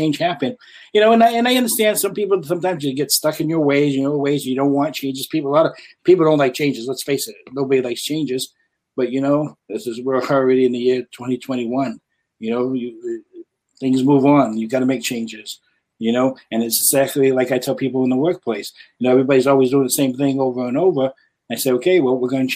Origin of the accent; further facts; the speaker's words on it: New Bedford, Massachusetts, United States; I was born and raised here in New Bedford